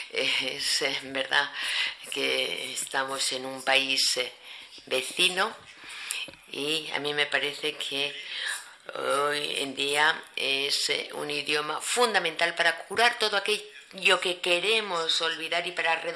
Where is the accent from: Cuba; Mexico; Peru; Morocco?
Morocco; Akka, Souss-Massa; born there; yo nací en Acá y más del 90% de la población de Acá es negra.